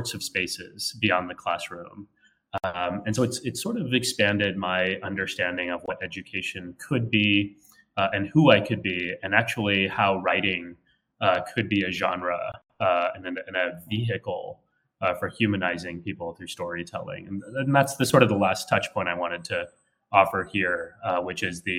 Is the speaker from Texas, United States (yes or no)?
yes; San Antonio, Texas, United States; now in New York City, United States; I was born and raised in Texas, in San Antonio.